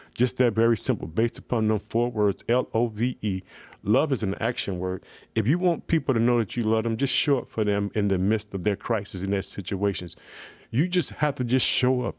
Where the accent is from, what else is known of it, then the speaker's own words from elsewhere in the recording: Illinois, United States; my hometown, the state of Illinois.